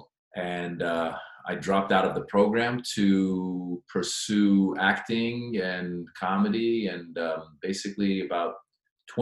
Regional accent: Northern California, United States; also born or lived in Iran; born in Iran, grew up in Northern California since I was 6 years old

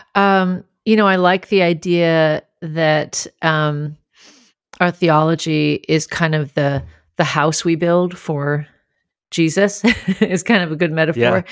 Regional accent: Grand Forks, North Dakota, United States; I grew up in Grand Forks, North Dakota, where almost everybody was Lutheran and Swedish

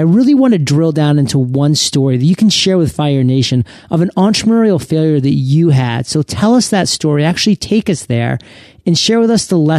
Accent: Maine, United States; I'm actually born and raised in Maine.

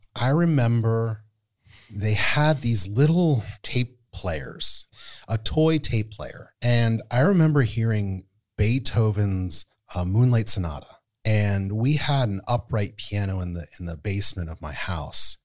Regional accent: State College, Pennsylvania, United States; I'm from Penn State, so what I would do is I would go downtown and on campus

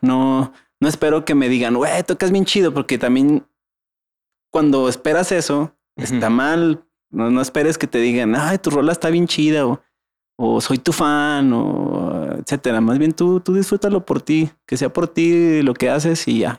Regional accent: Mexico; para nuestra idiosincrasia como mexicanos

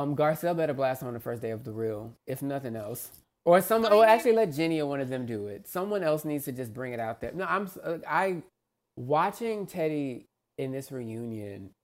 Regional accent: Texas, United States; I'm from Texas

